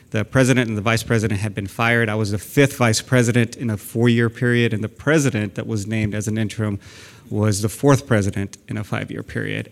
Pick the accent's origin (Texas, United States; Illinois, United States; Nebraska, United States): Texas, United States; San Antonio; moved away as an adult; now in Sacramento, United States; I grew up in South San Antonio